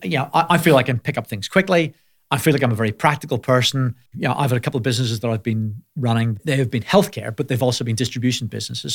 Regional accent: Belfast, Northern Ireland, United Kingdom; moved away as an adult; also born or lived in Manchester; I grew up in Belfast

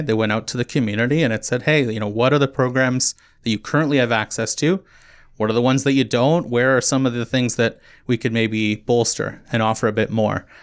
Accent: Kitchener, Ontario, Canada; moved away as an adult; also born or lived in St. Catharines; now in Muskoka, Canada; I'm originally from Kitchener, Waterloo area

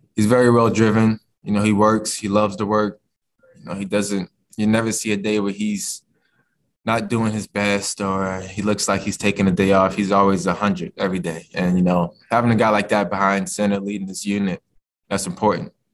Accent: Virginia, United States; moved away as an adult; now in Kentucky, United States; being a Virginia guy, you know, my process growing up was, you know, I always wanted to represent my home state

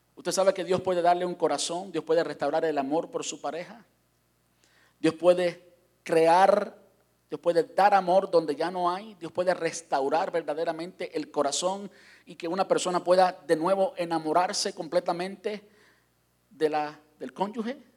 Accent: Cuba; moved away; salí de Cuba

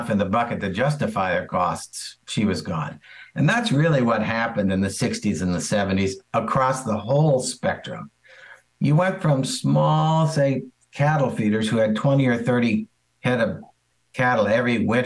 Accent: St. Louis, Missouri, United States; We grew up around St. Louis

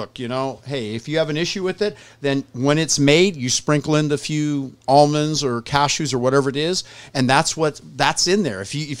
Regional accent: Southern California, United States; I'm from Southern California.

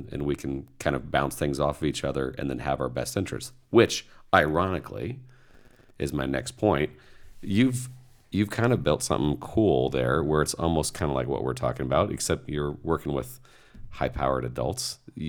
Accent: Indiana, United States; I was raised in Indiana.

